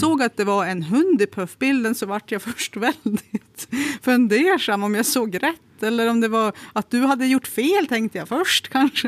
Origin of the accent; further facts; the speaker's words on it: Kramfors, Västernorrland County, Sweden; när jag växte upp i Kramfors